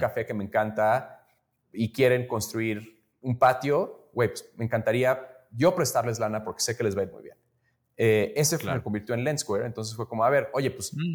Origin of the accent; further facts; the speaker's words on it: Mexico City, Mexico; moved away as an adult; also born or lived in United States; yo, soy mexicano, yo nací crecí aquí en la Ciudad de México, pero me fui a estudiar